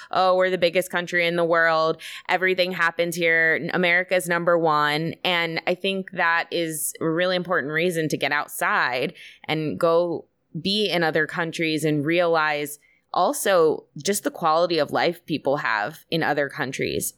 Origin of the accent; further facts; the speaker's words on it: United States; as an American coming